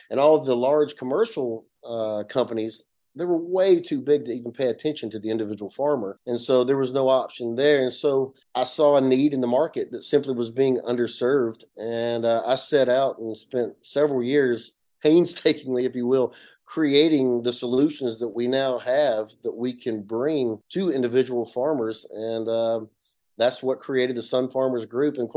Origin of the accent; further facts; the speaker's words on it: north Georgia, United States; accent: Appalachian; i come from a little small town in, in north georgia you can hear my accent it's uh you know an appalachian mountain area the foothills if you will like, like most people there especially we all come from farmers